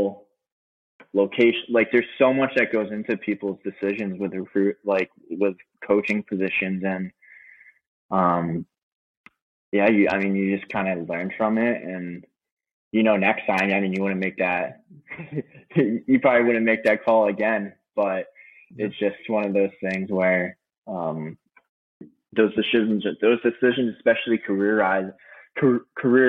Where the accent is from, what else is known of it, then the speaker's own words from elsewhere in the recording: New York, United States; I'm from New York